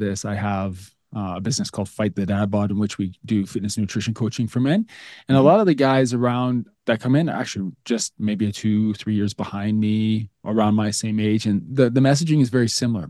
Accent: Alberta, Canada; as a Canadian kid growing up in the Alberta, Canada

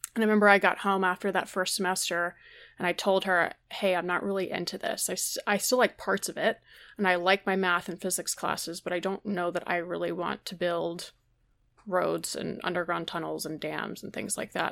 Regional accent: Georgia, United States; I grew up in Georgia

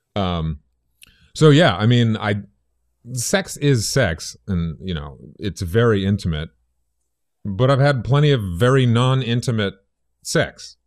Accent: Boston, Massachusetts, United States; moved away; I grew up in Boston, in the South End.

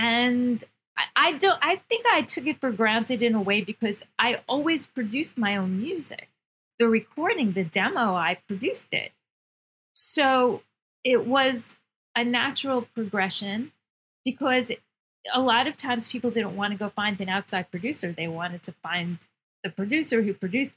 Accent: New York, United States; I'm a New Yorker. Yeah, I'm very tough. I'm very New York

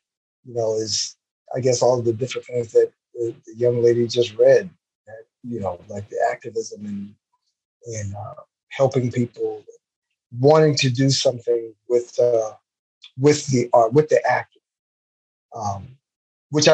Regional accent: Miami, Florida, United States; I grew up in Miami, Florida. I was born and raised in an area in Miami called South Miami Heights

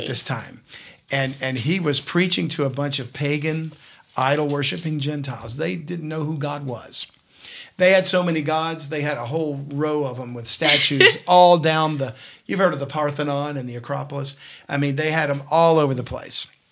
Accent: South Louisiana, United States; I'm from South Louisiana

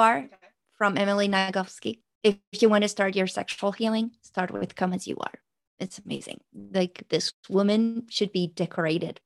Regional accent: France; first language French; English is a second language

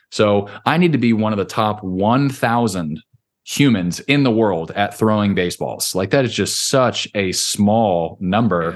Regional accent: Orange County, California, United States; moved away as an adult; now in Nashville, United States; when I grew up in Orange County, California

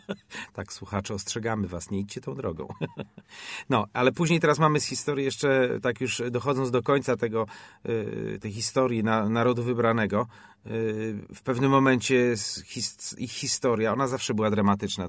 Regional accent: Poland; skąd jesteś, ja mówię Poland

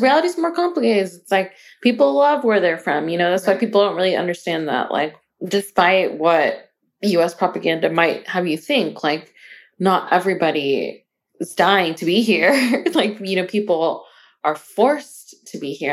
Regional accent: Arizona, United States; we are from Arizona

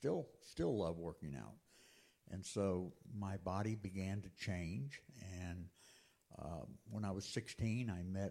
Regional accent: Auburndale, Florida, United States; moved away as an adult; also born or lived in Florala, Alabama / Texas; I was born there, but I was raised in Auburndale, Florida.

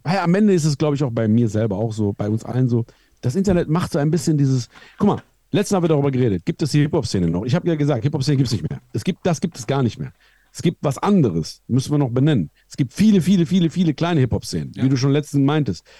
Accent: Iran; moved away; Ich komme aus dem Iran

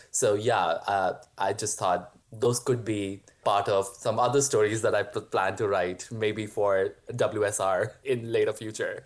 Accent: India; moved away as an adult; also born or lived in Mankato, Minnesota, United States; now in United States; I grew up in India

